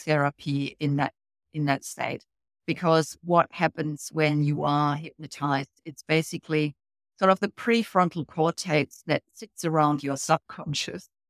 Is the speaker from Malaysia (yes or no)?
no; Germany; moved away as an adult; now in Australia; originally, years and years and years ago, I came off from Germany, and that was in a complete different career, uh, working in business. I came over for a German company